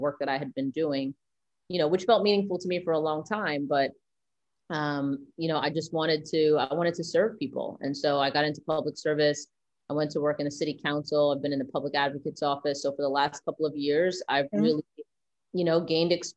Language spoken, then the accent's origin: English; New York City, New York, United States; I grew up right behind what's now the Barclays Center.